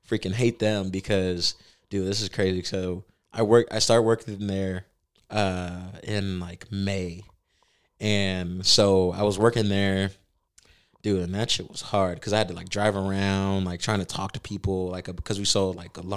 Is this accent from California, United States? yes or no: no; Bartlett, Tennessee, United States; I grew up in Bartlett, and then we actually lived in Providence.